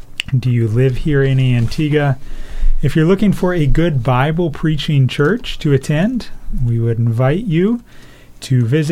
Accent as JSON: {"language": "English", "country": "Niger", "tie": "born or raised there", "said": "Growing up in Niger, West Africa, where my parents were missionaries, and there was about 95% Muslim Islam"}